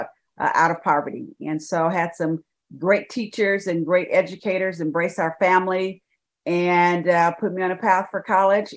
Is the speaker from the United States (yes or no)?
yes; San Francisco Bay Area, California, United States; also born or lived in Birmingham, Alabama; now in Dallas, United States; I was raised in the San Francisco Bay Area